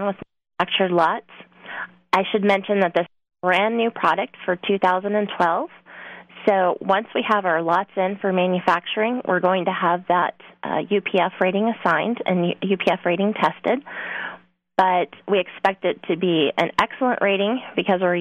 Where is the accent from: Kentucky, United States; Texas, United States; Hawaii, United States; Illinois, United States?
Texas, United States; moved away as an adult; I am from Texas originally. I grew up there 26 years of my life